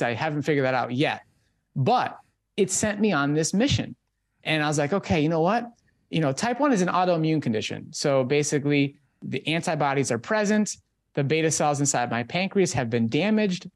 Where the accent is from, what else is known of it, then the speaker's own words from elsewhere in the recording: Minnesota, United States; I was growing up in Minnesota at that time